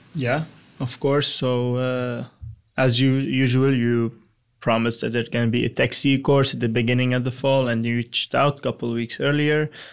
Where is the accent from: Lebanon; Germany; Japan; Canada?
Lebanon; moved away as an adult; now in Texas, United States; Originally, I'm from Lebanon in the Middle East.